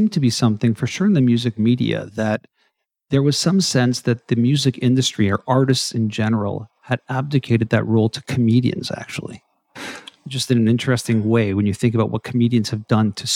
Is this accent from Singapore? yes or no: no; Canada; both being Canadian